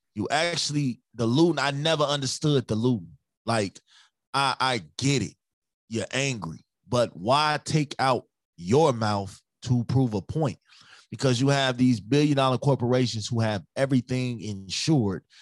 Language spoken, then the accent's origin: English; Chicago, Illinois, United States; now in Minnesota, United States; I'm from Chicago, but I'm in Minnesota right now